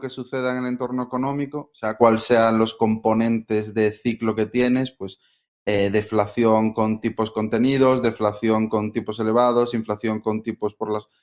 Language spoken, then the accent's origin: Spanish; Galicia, Spain; moved away as an adult; volver a mi tierra, a Galicia